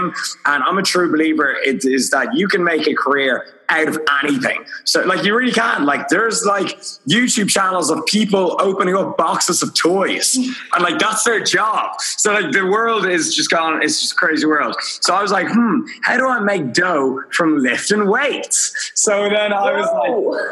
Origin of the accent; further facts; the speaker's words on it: Dublin, Leinster, Ireland; I'm from Dublin, Ireland